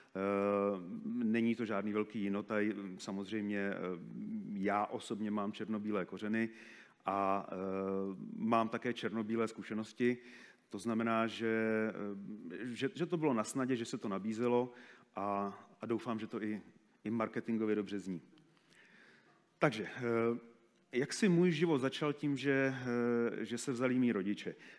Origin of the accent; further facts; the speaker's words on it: Moravia, Czechia; moved away; also born or lived in Africa; u nás na Moravě